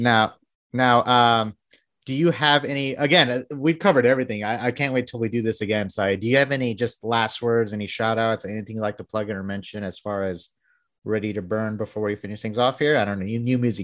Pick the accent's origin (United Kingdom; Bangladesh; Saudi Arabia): Bangladesh; moved away; I'm from Bangladesh